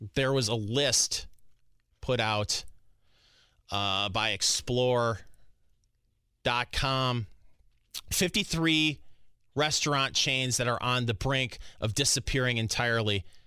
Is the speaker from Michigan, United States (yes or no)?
yes; Michigan, United States; now in Indianapolis, United States; I'm originally from Michigan